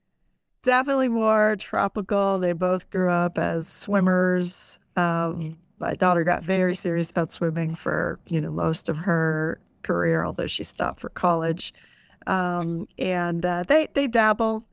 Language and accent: English; East Coast, United States; moved away as an adult; also born or lived in Puerto Rico; I grew up on the East Coast